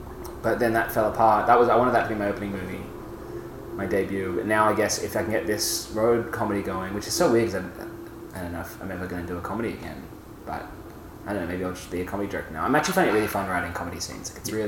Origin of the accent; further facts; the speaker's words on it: Italy; We grew up in my family grew up in Italy, and on the trip from Australia to Italy, we stopped in Thailand, and we got two VHSs